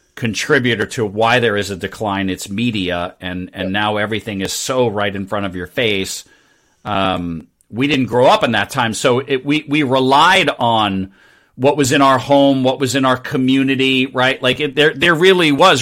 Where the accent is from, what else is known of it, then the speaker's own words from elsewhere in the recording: New York, United States; I grew up in New York